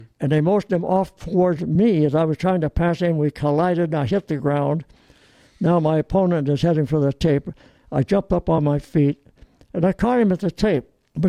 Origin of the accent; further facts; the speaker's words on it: Torrance, California, United States; also born or lived in Olean, New York / Long Beach, California; I was 2 years old, and we both had double pneumonia. Mm-hmm. And the doctor said, get your kids to California immediately, or they could die. So my dad and mother got on the train the next morning, and a week later, we're living in Long Beach.